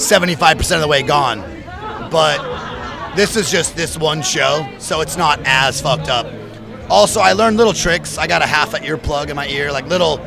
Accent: Santa Rosa, California, United States; We're from the top of California

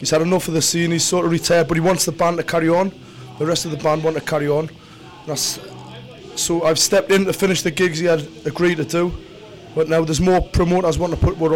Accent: Newcastle upon Tyne, North East England, United Kingdom; I'm from the northeast of England, Newcastle.

